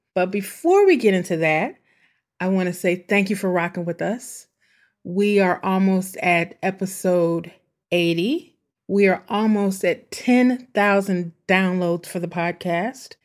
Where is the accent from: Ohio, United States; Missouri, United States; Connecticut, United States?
Missouri, United States; St. Louis; my hometown, my homie, St. Louis